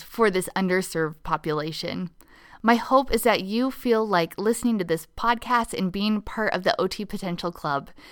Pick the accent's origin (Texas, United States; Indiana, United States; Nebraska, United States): Nebraska, United States; my home state of Nebraska